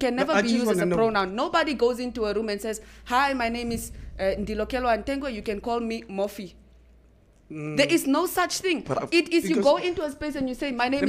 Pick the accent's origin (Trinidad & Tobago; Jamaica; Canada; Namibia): Namibia; Windhoek, Khomas; I grew up in Komasdal my whole life.